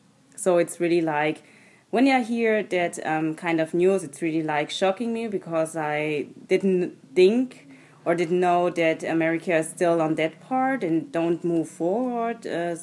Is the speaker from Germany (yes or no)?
yes; Germany; also born or lived in Munich; My mother is German, and I was born and raised in Germany.